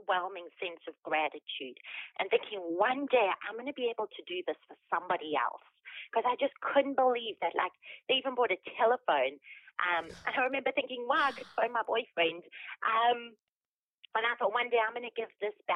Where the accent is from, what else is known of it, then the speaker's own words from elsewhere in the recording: Durban, KwaZulu-Natal, South Africa; moved away; you hear the funny accent. I was born in Durban, South Africa. I had a great family, neighborhood, and school